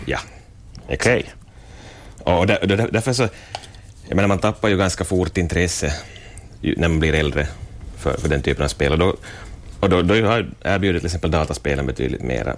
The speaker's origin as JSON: {"language": "Swedish", "town": "Vaasa", "region": "Ostrobothnia", "country": "Finland", "said": "jag är 37 år Vasabo"}